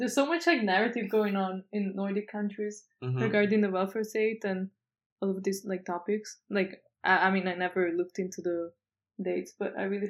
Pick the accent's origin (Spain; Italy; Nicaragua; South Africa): Italy; moved away as an adult; now in Netherlands; I'm from Italy